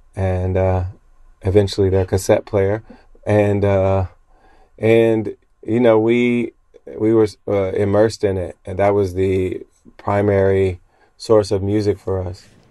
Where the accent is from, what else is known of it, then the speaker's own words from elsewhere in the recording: Springfield, Ohio, United States; I grew up in the Pentecostal church in Springfield, Ohio.